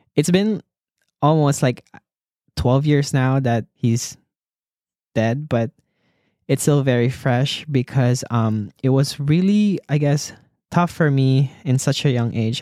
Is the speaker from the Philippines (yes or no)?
yes; Philippines; I was born in the Philippines and I was raised by a single mother